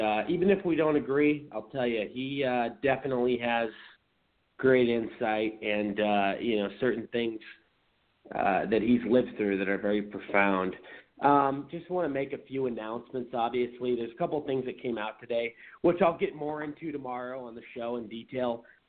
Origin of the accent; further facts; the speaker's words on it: Seattle, Washington, United States; moved away as an adult; now in Arizona, United States; I'm from Seattle, but I've lived in Arizona almost eight years now. But, you know, my home state